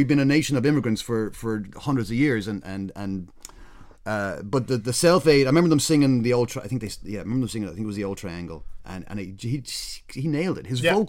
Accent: Ireland; moved away; growing up in Ireland

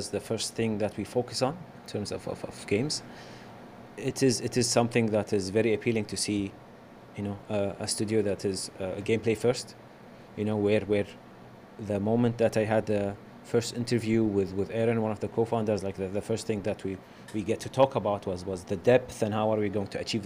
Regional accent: Kuwait; I'm from Kuwait, and I've been a gamer all my life. Being from Kuwait, you know, it's a bit hard to get into the game industry

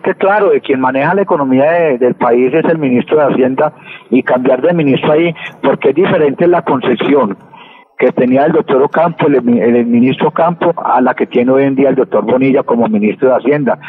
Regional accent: Colombia; como colombiano

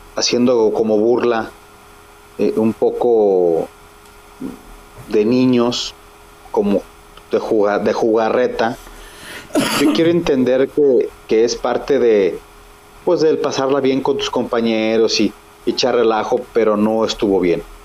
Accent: Mexico; como somos mexicanos

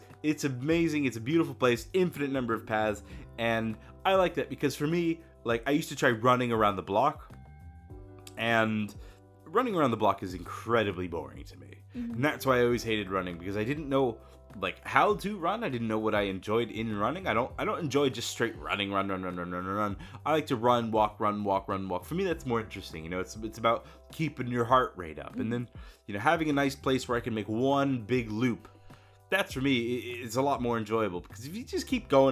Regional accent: Florida, United States; I grew up in Florida.

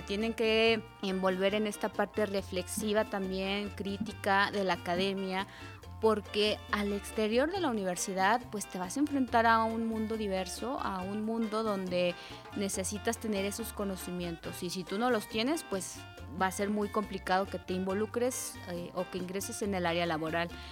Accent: Mexico; nosotros mismos como mexicanos

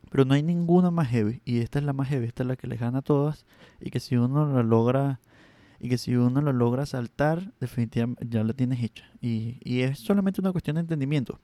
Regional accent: Venezuela; accent: this part of Venezuela; Mi acento de esta parte de Venezuela es terrible

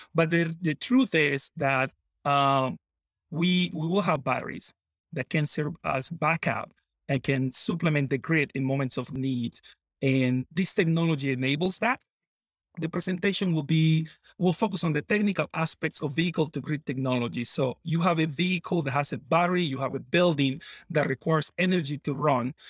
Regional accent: Colombia; moved away as an adult; now in Wisconsin, United States; I grew up in Colombia, moved to Wisconsin

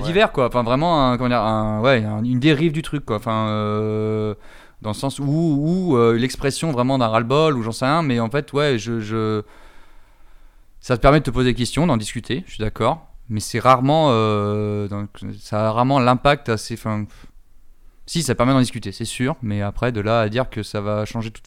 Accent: France; en tant que Français euh, blanc

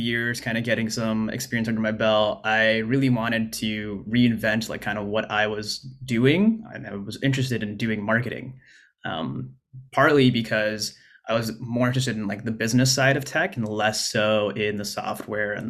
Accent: Arizona, United States; moved away as an adult; also born or lived in Oregon; I grew up in Arizona and went to college at Arizona State

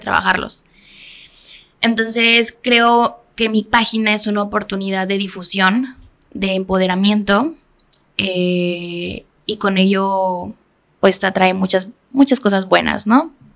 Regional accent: Cuernavaca, Morelos, Mexico; Cuernavaca, que es de donde soy originaria

